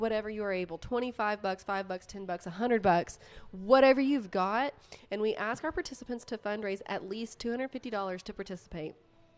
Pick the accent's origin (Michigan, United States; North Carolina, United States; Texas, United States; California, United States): Texas, United States; Odessa; moved away; I was born and raised in Odessa